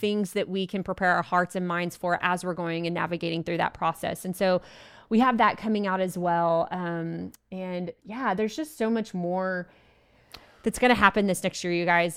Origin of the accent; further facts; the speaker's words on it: Abilene, Texas, United States; Abilene, Texas, which is my hometown